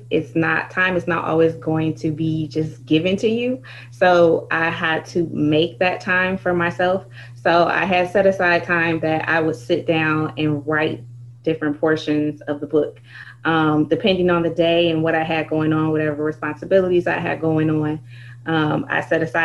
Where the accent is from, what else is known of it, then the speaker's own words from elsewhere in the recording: Michigan, United States; I am from Michigan.